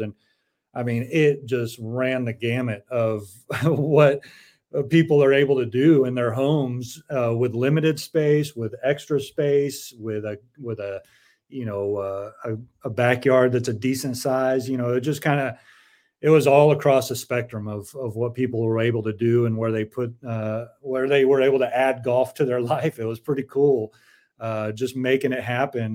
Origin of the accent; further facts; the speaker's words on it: San Diego, California, United States; I grew up in San Diego